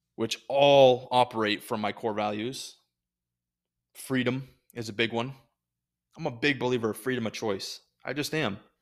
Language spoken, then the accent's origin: English; United States; I'm an American